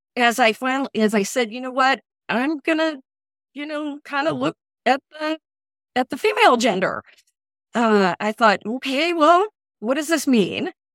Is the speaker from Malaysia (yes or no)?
no; Indianapolis, Indiana, United States; moved away as an adult; also born or lived in Eastern Kentucky; I was born and raised in Indianapolis, and then for college, I moved to Eastern Kentucky